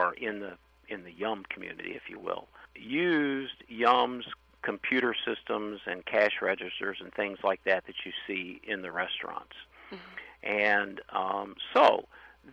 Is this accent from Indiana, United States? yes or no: no; Louisville, Kentucky, United States; I was born and raised in Louisville